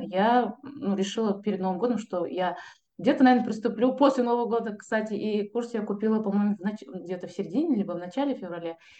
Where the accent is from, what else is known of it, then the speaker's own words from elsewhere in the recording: Kazakhstan; я typical казах кельн, невестка